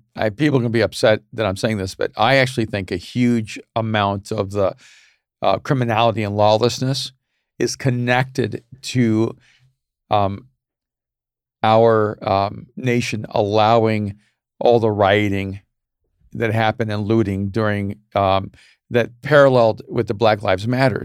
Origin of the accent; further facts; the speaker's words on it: El Salvador; moved away; I was a Latino from El Salvador